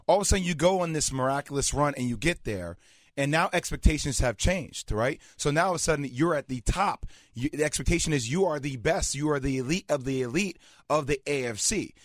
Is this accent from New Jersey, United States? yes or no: yes; New Jersey, United States; I'm from Jersey. I'm around Italians my whole